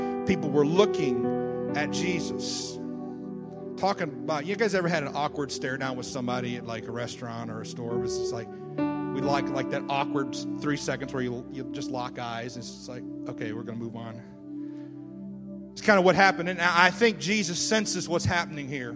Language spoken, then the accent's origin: English; Wisconsin, United States; accent: Wisconsin; now in Ohio, United States; I'm originally from Wisconsin. Did you just hear that? Wisconsin. My Wisconsin just came out there.